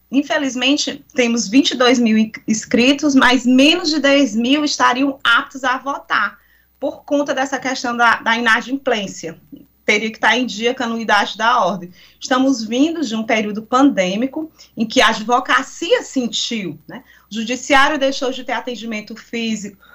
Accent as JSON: {"language": "Portuguese", "region": "Piauí", "country": "Brazil", "said": "representando sempre os meus pares e de onde vim e a advocacia do estado do Piauí."}